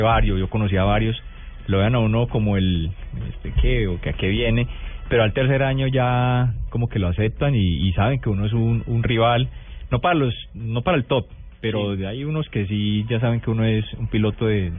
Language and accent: Spanish; Toro, Valle del Cauca, Colombia; also born or lived in La Victoria, Valle del Cauca; now in Pereira, Colombia; Yo soy nacido en la Victoria Valle, criado en Toro Valle, pero hace 20 años eh, vivo en Pereira